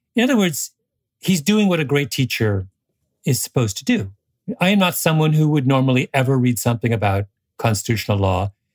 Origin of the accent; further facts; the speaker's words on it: Canada; as a Canadian